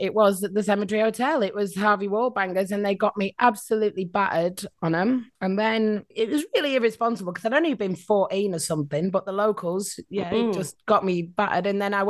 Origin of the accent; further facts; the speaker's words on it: Rochdale, North West England, United Kingdom; accent: Northern English; moved away as an adult; now in Australia; I was born in Rochdale, lived there till I was 34.